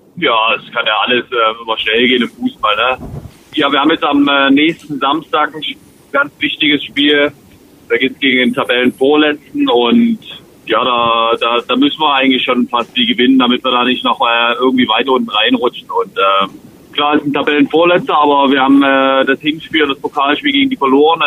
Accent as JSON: {"language": "German", "town": "Dresden", "region": "Saxony", "country": "Germany", "tie": "born or raised there", "moved": "yes", "said": "mein Heimatverein ist, meine Heimatstadt"}